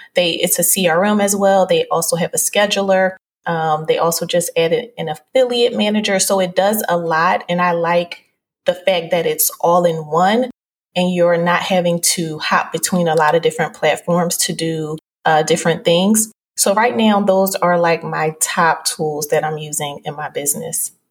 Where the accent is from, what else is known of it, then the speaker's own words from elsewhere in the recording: Philadelphia, Pennsylvania, United States; I'm originally from Philadelphia